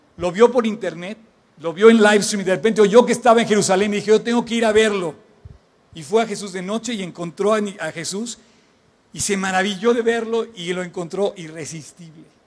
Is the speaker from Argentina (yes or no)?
no; Mexico; por qué nací en México